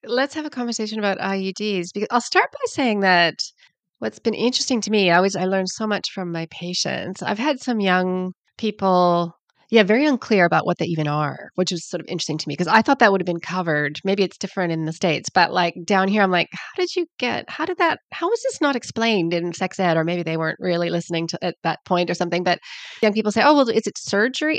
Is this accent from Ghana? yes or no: no; Canada; accent: Canadian; also born or lived in Sydney, Australia; now in New Zealand; I'm Canadian, you can hear from my accent, but I live down under